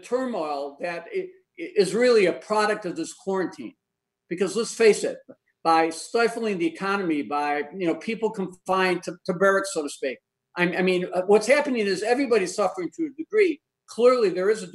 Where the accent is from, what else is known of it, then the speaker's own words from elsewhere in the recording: Chicago, Illinois, United States; I grew up in Roseland, Sherwin-Williams, the steel mills